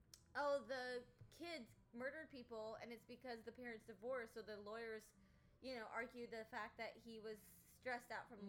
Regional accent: Allen, Texas, United States; Lucas is where we grew up. Bailey and I grew up in Allen, McKinney area.

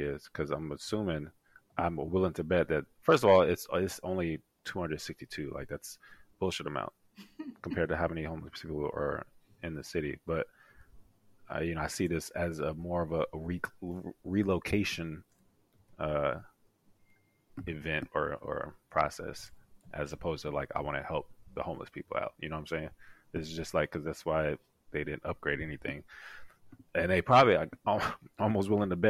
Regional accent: New York, United States; I was born in New York, Queens

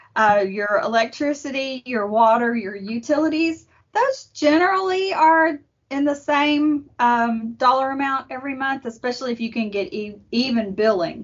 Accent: Arlington, Texas, United States; now in Kaufman County, United States; I was raised in Arlington and Tarrant County, so it's close enough to home.

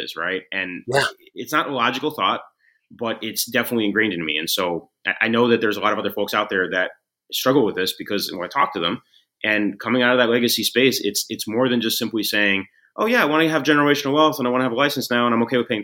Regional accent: San Francisco, California, United States; growing up in San Francisco

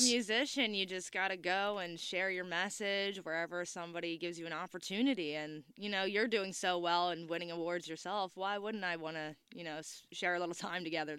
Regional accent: Cape May, New Jersey, United States; Exit Zero is my hometown

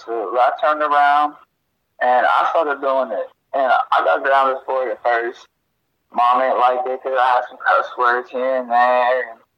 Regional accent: Parkersburg, West Virginia, United States; also born or lived in Spartanburg, South Carolina; now in Anderson, United States; I was born in West Virginia, Parkersburg to be exact, but right now I'm in Anderson, South Carolina

